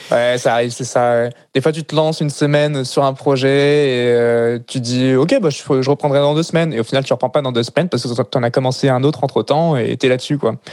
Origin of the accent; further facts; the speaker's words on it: Paris, Île-de-France, France; born there; also born or lived in Lille / Le Mans / Grenoble; Euh, donc, je suis né à Paris, l'ai déménagé à Lille, puis après au Mans, après à Grenoble, après en campagne parisienne dans un petit village de 300 habitants